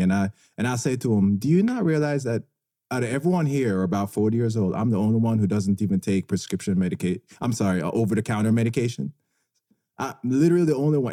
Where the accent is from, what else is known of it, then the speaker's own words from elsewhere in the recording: Jamaica; moved away; I grew up in Jamaica